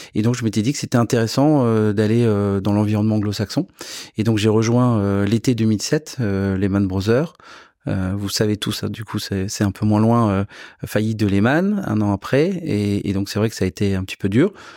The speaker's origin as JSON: {"language": "French", "region": "south-west France", "country": "France", "also_born_or_lived": "Versailles", "moved": "yes", "said": "je viens du Sud-Ouest"}